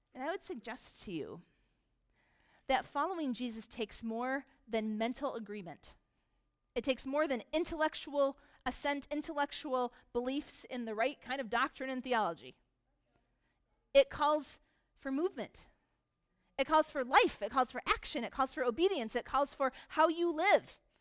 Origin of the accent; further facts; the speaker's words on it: United States; most of us here are very American. We are American consumers